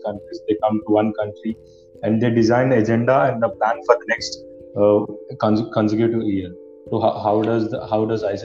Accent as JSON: {"language": "English", "town": "Visakhapatnam", "region": "Andhra Pradesh", "country": "India", "tie": "born or raised there", "said": "my hometown, Visakhapatnam"}